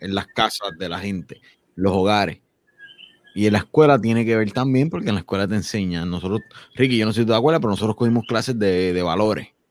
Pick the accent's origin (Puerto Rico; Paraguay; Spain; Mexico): Puerto Rico; Villalba; Yo soy de Villalba